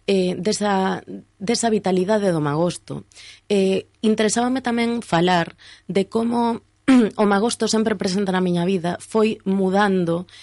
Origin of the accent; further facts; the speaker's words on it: Ourense, Galicia, Spain; todas as persoas que somos de Ourense